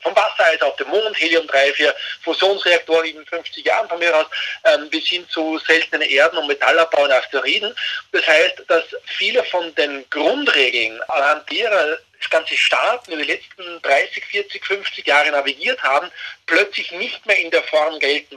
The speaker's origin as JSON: {"language": "German", "country": "Austria", "said": "als Österreicher"}